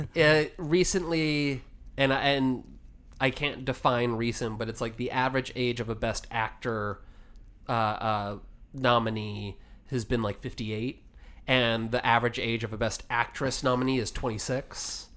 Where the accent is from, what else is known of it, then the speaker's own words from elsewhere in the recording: Washington, United States; I grew up in Washington